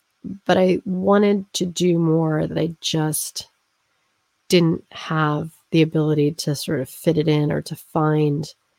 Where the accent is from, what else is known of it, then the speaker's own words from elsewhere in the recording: East Coast, United States; now in Colorado, United States; because I grew up on the East Coast. I would come back frequently, and then I lived on the West Coast, and then I moved to Colorado.